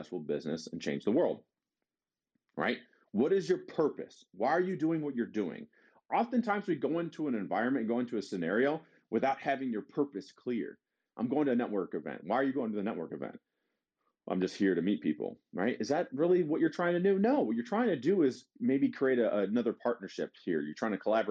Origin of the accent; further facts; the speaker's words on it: Detroit, Michigan, United States; We're all from Detroit